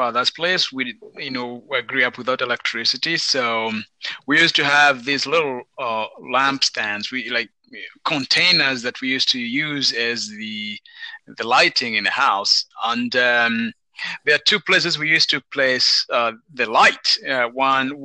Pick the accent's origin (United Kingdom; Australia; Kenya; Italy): Kenya; moved away; I'm from Kenya